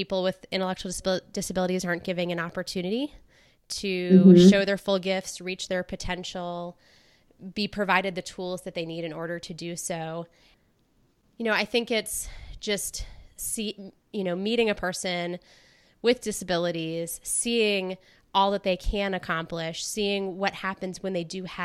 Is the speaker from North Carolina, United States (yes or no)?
yes; North Carolina, United States; I was born in North Carolina